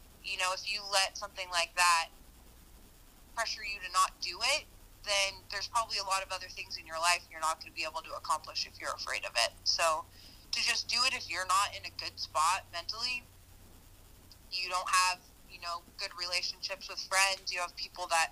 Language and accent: English; Western Washington, United States; I grew up in Western Washington.